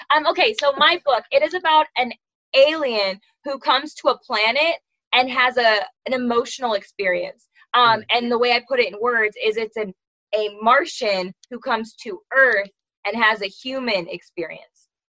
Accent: California, United States; I'm from California. I'm one of five

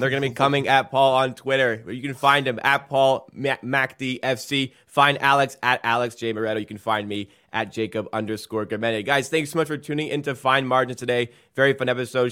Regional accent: England, United Kingdom; I am English

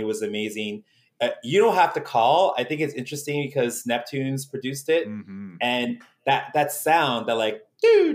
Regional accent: Toronto, Ontario, Canada; I grew up in Toronto.

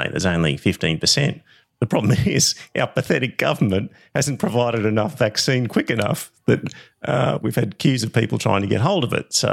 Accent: Queensland, Australia; Bunch of hicks up here

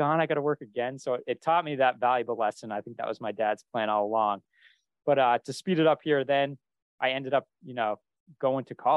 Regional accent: Vermont, United States; moved away; also born or lived in Boston; I grew up in a small town in Vermont

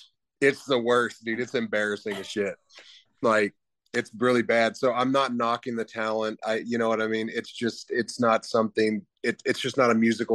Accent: the South, United States; I grew up on country music, and, you know, my dad was in a country band, and, you know, growing up in the South, and I love country music.

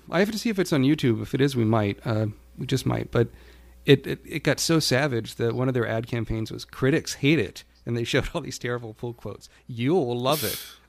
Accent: United States; being an American

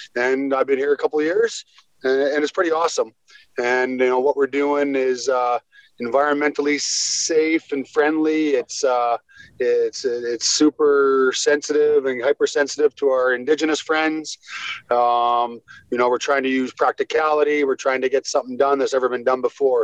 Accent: Squamish, British Columbia, Canada; also born or lived in Vancouver; I was born in Vancouver, raised in a town called Squamish, which is halfway between Vancouver

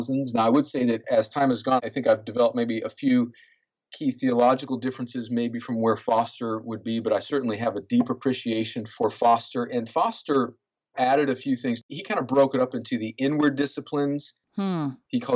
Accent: on the Mexican border, Southern California, United States; moved away as an adult; also born or lived in West Point, New York; now in Columbus, Georgia, United States; I'm originally from California, grew up right on the Mexican border in Southern California

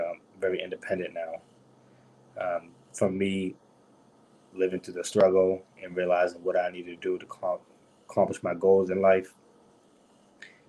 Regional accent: Brockton, Massachusetts, United States; also born or lived in New Bedford; I was born and raised in Broxton.

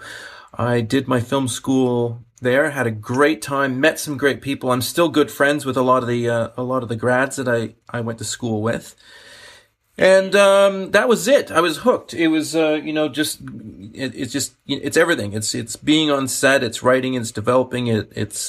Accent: Canada; I'm a Canadian. I'm a British Canadian. I'm a British citizen and a Canadian citizen.

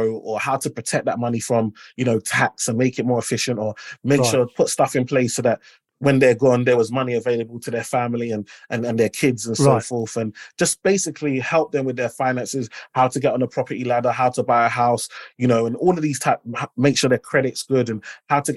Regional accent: London, United Kingdom; I'm the first in my family to be born in the UK. And then I grew up in Limehouse.

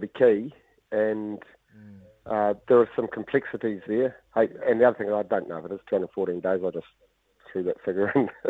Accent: Italy; I grew up coaching and in Italy, so you're bound to be slightly different, aren't you?

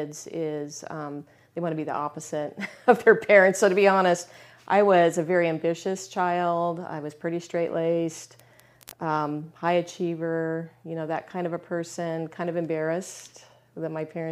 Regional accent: Albuquerque, New Mexico, United States; I grew up in Albuquerque, New Mexico

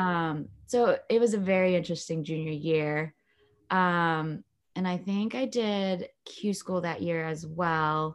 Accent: Long Beach, California, United States; also born or lived in Lakewood, California; I was born in Long Beach, California, and now I live in Lakewood, California, which is pretty much right there

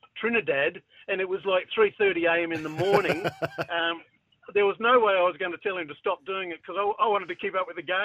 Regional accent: Adelaide, South Australia, Australia; I grew up in South Paynham

